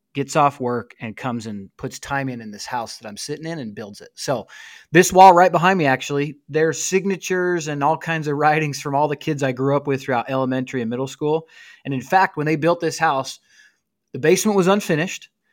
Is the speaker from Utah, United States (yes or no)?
yes; St. George, Utah, United States; moved away; I am in Saint George, Utah, actually, bro. I'm, uh, currently recording from the basement of my childhood home